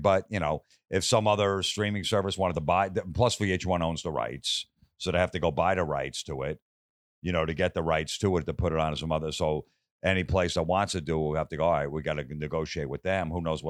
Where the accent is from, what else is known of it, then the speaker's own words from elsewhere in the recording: East Coast, United States; You know, I grew up on the East Coast, so I didn't know this whole scene out here.